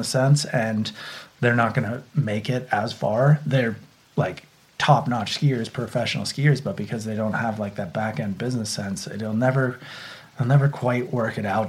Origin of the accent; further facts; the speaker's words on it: Santa Cruz, California, United States; I grew up in Santa Cruz at the beach